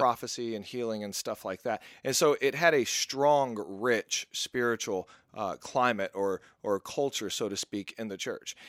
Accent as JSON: {"language": "English", "region": "Mississippi", "country": "United States", "tie": "born or raised there", "also_born_or_lived": "Texas", "moved": "yes", "said": "I grew up in Mississippi while I was living with my mom"}